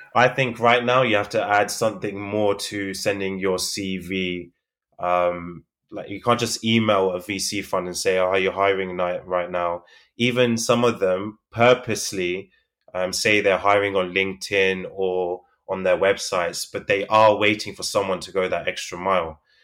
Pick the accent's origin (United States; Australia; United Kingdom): United Kingdom; London; I'm from London, the U K